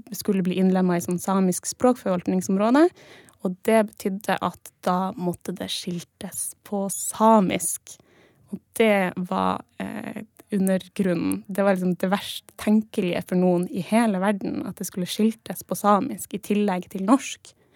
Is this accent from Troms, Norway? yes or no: yes; Troms, Norway; jeg er fra Sør-Troms, for mm. jeg har på meg Sør-Troms-kofte.